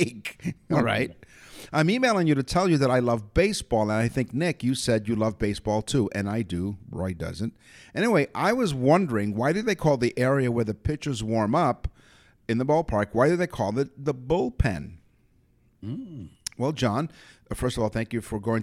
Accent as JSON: {"language": "English", "town": "Toronto", "region": "Ontario", "country": "Canada", "said": "I'm from Toronto, so I'm a Torontonian."}